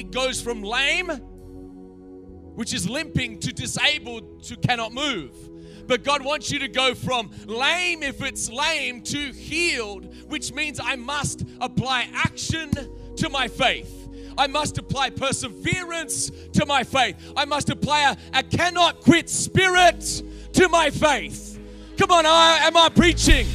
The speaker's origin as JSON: {"language": "English", "country": "Australia", "also_born_or_lived": "America", "moved": "yes", "lives_now": "United States", "said": "I'm from Australia, live in America"}